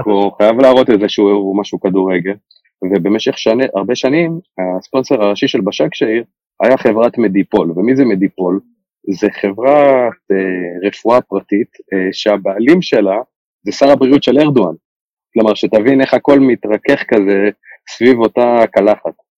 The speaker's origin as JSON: {"language": "Hebrew", "country": "Israel", "said": "אני ישראלי, אה, אבל רוב המשפחה שלי גרה באיסטנבול"}